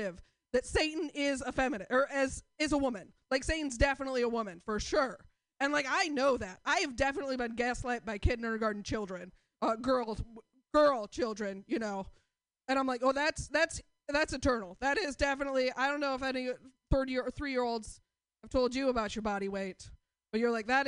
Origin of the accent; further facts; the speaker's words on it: Portland, United States; I'm from Portland